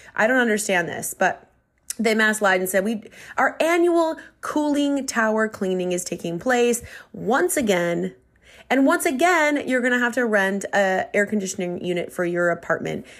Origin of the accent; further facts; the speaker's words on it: Minnesota, United States; accent: Minnesota; moved away; I revert into my Minnesota accent, and it just comes out a lot more.